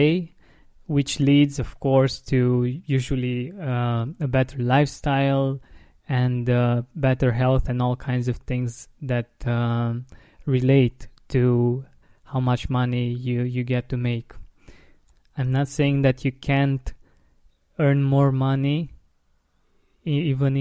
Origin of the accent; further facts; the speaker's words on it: Romania; being from Romania, from an Eastern European country